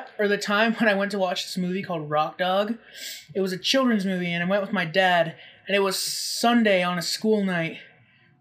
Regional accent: United States; We're American

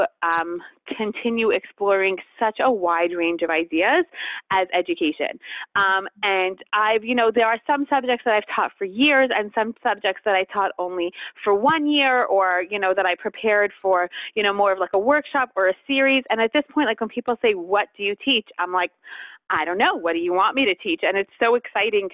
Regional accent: Montreal, Quebec, Canada; also born or lived in tri-state area (New York area), United States; now in United States; we live in the tri-state area, but I'm actually from Montreal. That's why I say Montreal

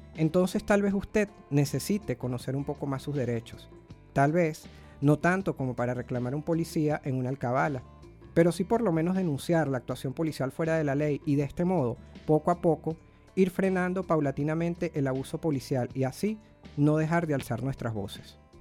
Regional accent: Caracas, Capital District, Venezuela; yo soy, yo soy de Caracas

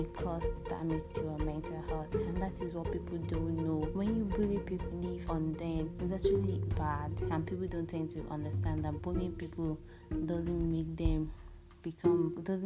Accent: Nigeria; I'm a black woman, I'm a Nigerian

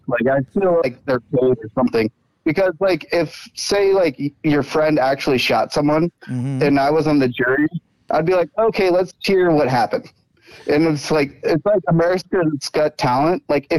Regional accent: Texas, United States; I'm from Texas, but I've been to New York a couple times.

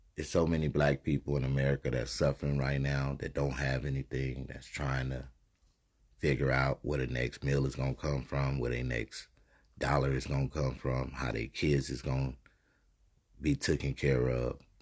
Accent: United States; we as american people

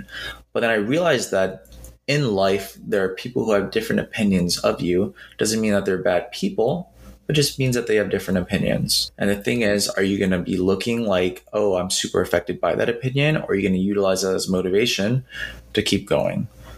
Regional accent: Philippines; And I love basketball, not just because I'm Filipino, yes, but because I love basketball.

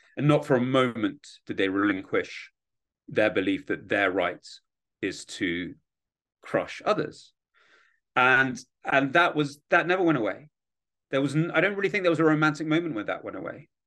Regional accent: London, United Kingdom; born or raised there; accent: British; moved away as an adult; also born or lived in Kyiv, Ukraine; now in Washington, D.C., United States

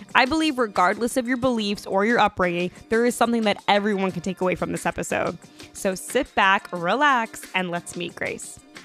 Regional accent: Long Island, New York, United States; I'm from Long Island originally

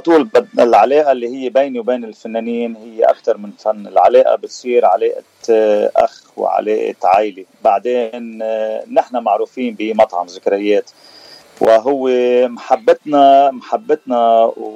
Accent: Sidon, South Governorate, Lebanon; moved away as an adult; also born or lived in Bikfaya, Lebanon; now in Washington, D.C., United States; لبناني أه الاصل من صيدا وسكان بكفيا

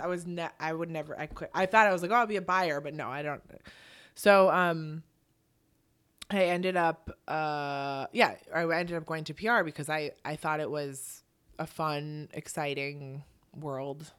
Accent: Milwaukee, Wisconsin, United States; now in New York, United States; I grew up in Milwaukee

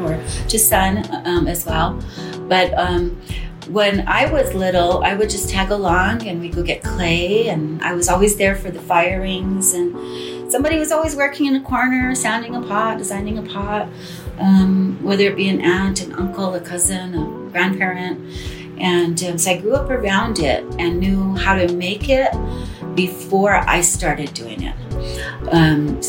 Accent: Santa Clara Pueblo, New Mexico, United States; I'm from Santa Clara Pueblo

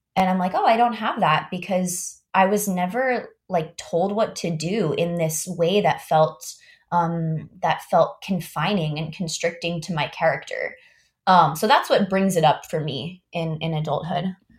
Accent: Augusta, Georgia, United States; moved away as an adult; also born or lived in Miami; now in Palo Alto, United States; I was, like, super involved in all of the community theaters where I grew up in Augusta, Georgia

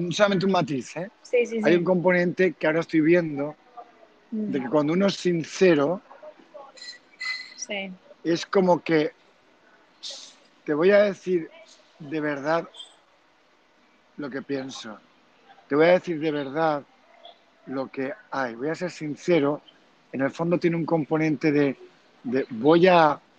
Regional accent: Germany; Spanish is a second language; pero yo, con lo que yo soy alemán, me viene inmediatamente que la palabra que has dicho, honesto, Ehrlich o algo así, has dicho.

